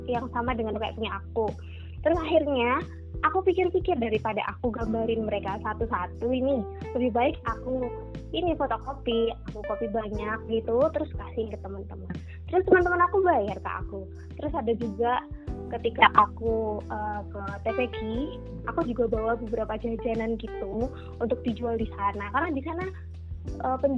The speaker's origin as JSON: {"language": "Indonesian", "town": "Pare", "region": "East Java", "country": "Indonesia", "said": "Uh, aku dari Pare, Kediri, Jawa Timur."}